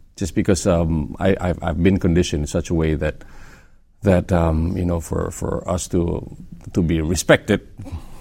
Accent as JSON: {"language": "English", "country": "Indonesia", "said": "We're from Indonesia. Okay. We live there."}